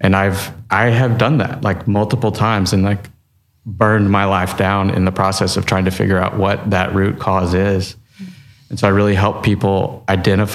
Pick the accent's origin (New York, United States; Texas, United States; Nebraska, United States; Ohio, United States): Texas, United States; I'm from Texas.